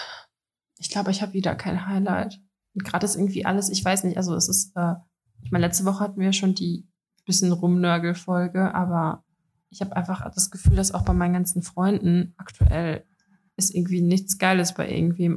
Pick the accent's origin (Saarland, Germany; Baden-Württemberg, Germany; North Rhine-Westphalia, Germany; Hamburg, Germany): North Rhine-Westphalia, Germany; Dortmund; also ich komme aus Dortmund